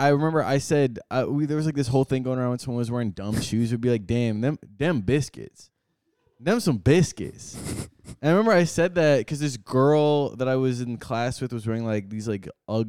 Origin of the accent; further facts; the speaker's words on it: Michigan, United States; moved away; last time I was in Michigan, it was like the day before Thanksgiving or whatever, and like all these people from my hometown